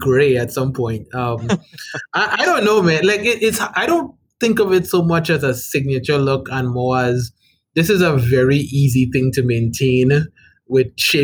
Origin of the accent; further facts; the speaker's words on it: Trinidad & Tobago; now in Rhode Island, United States; I'm from the Republic of Trinidad and Tobago. That's where I'm from.